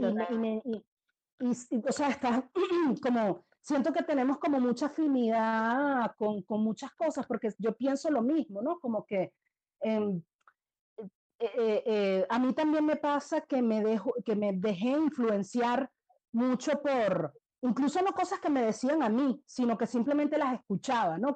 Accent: Venezuela; siendo yo venezolana

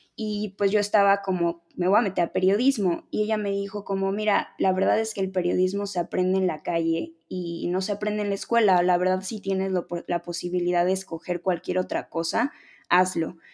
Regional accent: Mexico City, Mexico; soy de la Ciudad de México, nací en la Ciudad de México

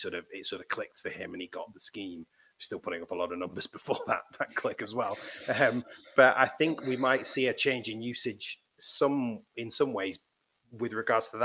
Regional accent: England, United Kingdom; being English

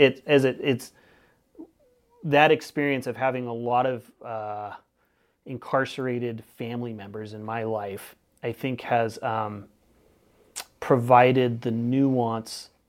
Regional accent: Northern California, United States; now in Keweenaw, Michigan, United States; I'm from Northern California

